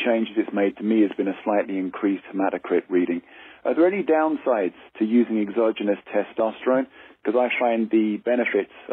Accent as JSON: {"language": "English", "region": "England", "country": "United Kingdom", "moved": "yes", "lives_now": "Ireland", "said": "I'm calling from Ireland, although I'm English."}